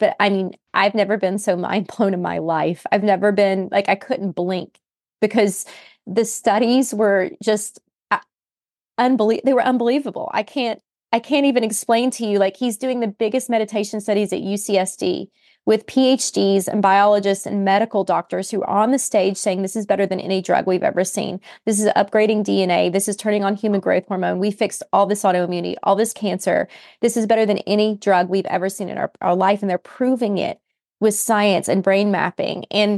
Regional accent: West Virginia, United States; I'm a country girl. I grew up in West Virginia.

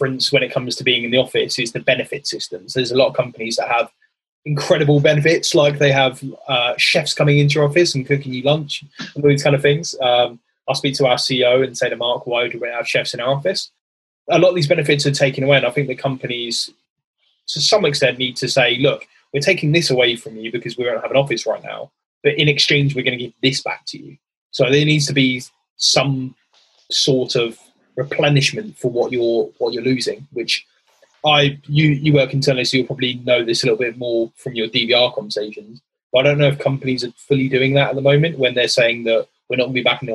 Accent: England, United Kingdom; I'm English by background, but my dad lives in Wales

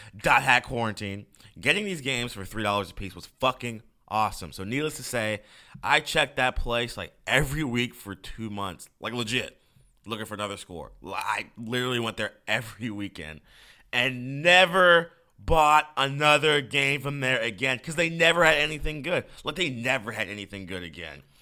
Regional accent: Tucker, Georgia, United States; my hometown of Tucker, Georgia

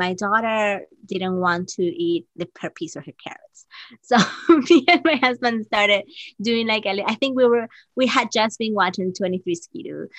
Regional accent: Peru; moved away as an adult; now in New York City, United States; I was born in Peru

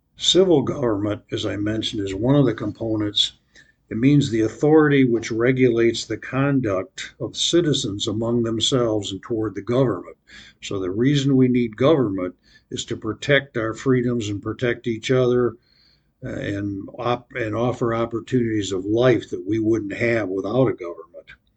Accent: United States; I grew up in America, loved America, but America's changed

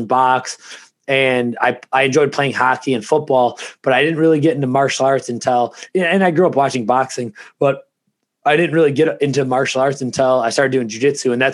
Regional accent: Ransomville, New York, United States; where we grew up in Ransomville, it's an even smaller town than Lewiston

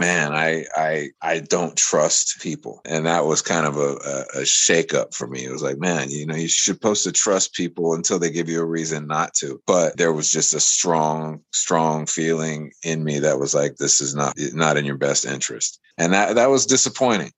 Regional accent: United States; I come from America

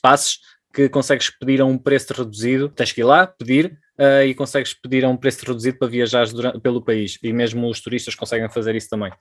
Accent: Portugal; moved away as an adult; also born or lived in Switzerland; Somos portugueses, vivemos ao lado da praia.

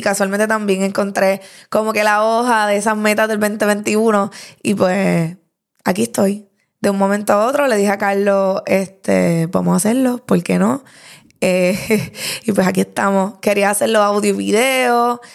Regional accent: Lares, Puerto Rico; moved away as an adult; now in Bayamón, Puerto Rico; de 26 años, natural de Lares

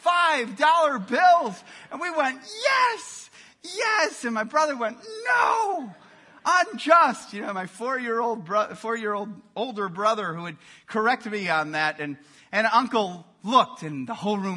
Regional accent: Milwaukee, Wisconsin, United States; In Milwaukee, Wisconsin, we would get together growing up on Christmas Eve

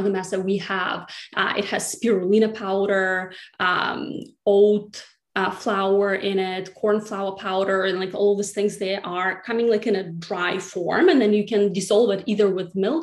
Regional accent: Siberia, Russia; moved away as an adult; now in New York City, United States; I grew up in Siberia, which is right in the middle of the country

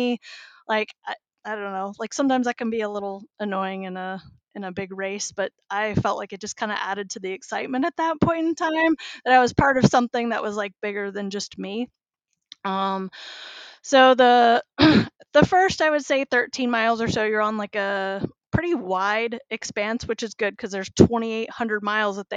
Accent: United States; being the American that I am and unfortunately only speak English

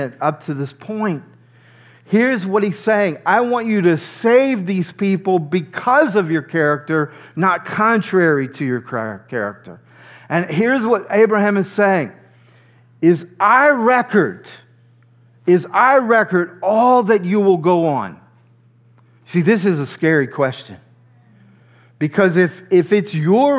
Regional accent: near New Orleans, Louisiana, United States; I grew up near New Orleans, Louisiana.

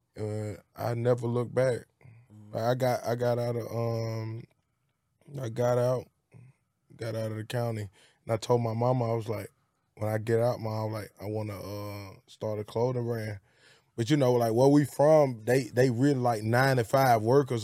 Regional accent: Birmingham, Alabama, United States; also born or lived in Bessemer, Alabama; from Birmingham, Alabama, and, uh, it's Pratt City. I'm from Pratt City and Bessemer.

